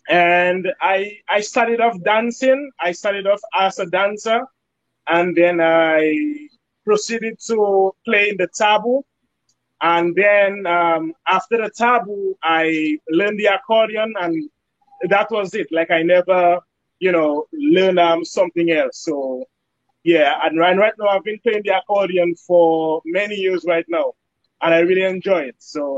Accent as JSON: {"language": "English", "region": "New York", "country": "United States", "said": "So right now I'm in New Jersey. I'm from New York, but I came down to New Jersey for that event."}